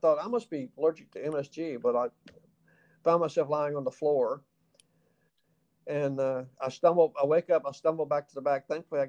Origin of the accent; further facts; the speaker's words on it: the South, United States; accent: Southern; I said, "Unless you're trying to get rid of my Southern accent, I don't think I have a speech problem."